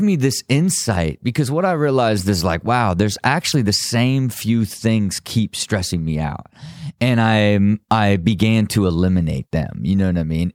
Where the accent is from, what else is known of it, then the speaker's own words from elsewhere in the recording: Ohio, United States; I was from Ohio still